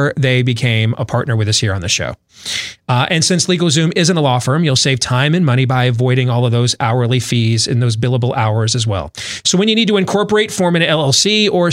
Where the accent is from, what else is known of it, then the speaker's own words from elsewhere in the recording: Des Moines, Iowa, United States; I was on a show here in Des Moines yesterday in my hometown